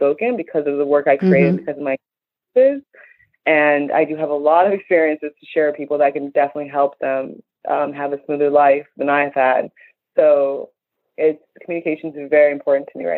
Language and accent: English; Chicago, Illinois, United States; I'm from Chicago and I'm Nigerian